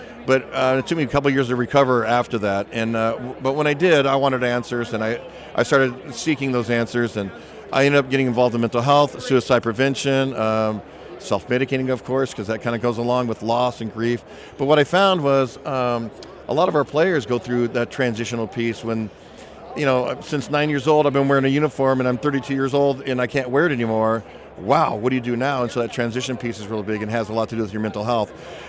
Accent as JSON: {"language": "English", "region": "California", "country": "United States", "tie": "born or raised there", "said": "And I grew up in Southern Cal, you know, so Camp Lejeune was just down the road"}